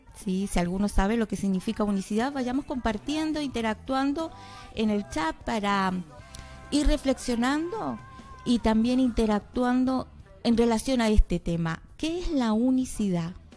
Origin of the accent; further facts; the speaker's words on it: Comodoro Rivadavia, Chubut, Argentina; la mayoría que estamos aquí parece que somos de, de Comodoro